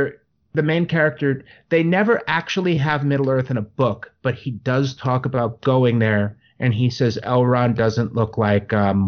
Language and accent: English; East Coast, United States; I grew up on the East Coast